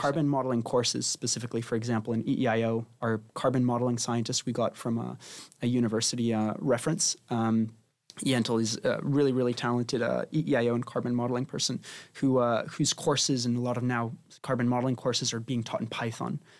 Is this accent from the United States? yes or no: no; Spain; now in London, United Kingdom; I'm originally from Spain